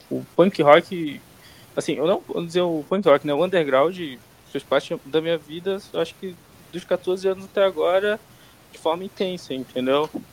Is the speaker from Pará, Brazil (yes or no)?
yes; Santarém, Pará, Brazil; now in São Paulo, Brazil; que eu não sou de São Paulo, inclusive, sou de Santarém lá no Pará.